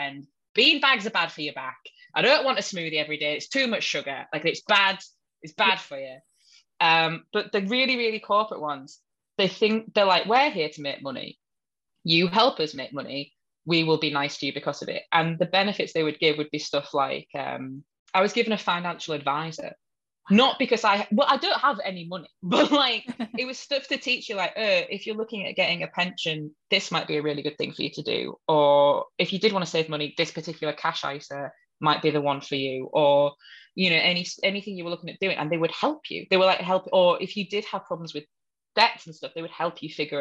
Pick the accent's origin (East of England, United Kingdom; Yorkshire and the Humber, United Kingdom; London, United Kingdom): Yorkshire and the Humber, United Kingdom; Hull; accent: Hull; moved away as an adult; sounds like a Hull person who lived in Hull for the first 18 years of their life. Funnily enough, that's my real accent